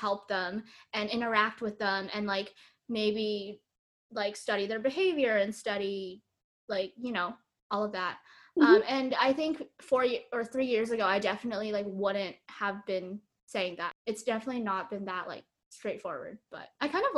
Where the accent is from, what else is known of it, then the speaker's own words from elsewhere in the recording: Bay Area, California, United States; moved away; growing up in the Bay Area, like everyone is very STEM oriented